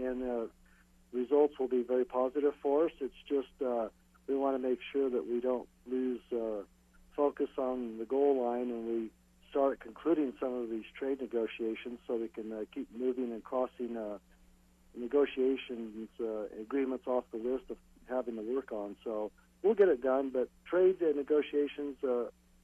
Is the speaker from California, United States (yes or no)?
yes; California, United States; my home state of California